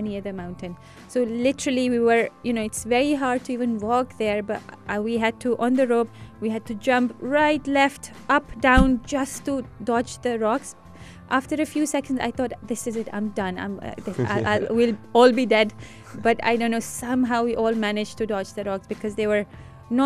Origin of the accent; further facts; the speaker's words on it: Rawalpindi, Punjab, Pakistan; English is a second language; now in Dubai, United Arab Emirates; I'm from Rawalpindi in Pakistan, it's still quite hot there.